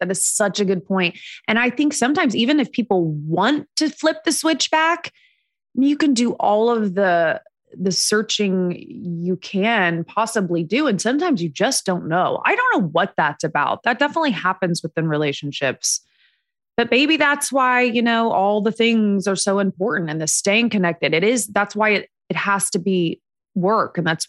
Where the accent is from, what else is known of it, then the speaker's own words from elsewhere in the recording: Indiana, United States; now in Los Angeles, United States; And we were back in Indiana where I'm from the Midwest.